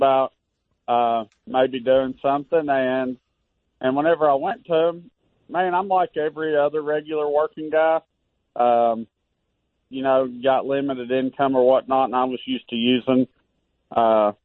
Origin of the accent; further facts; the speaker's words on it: Western Kentucky, United States; I grew up in Western Kentucky, living in a trailer park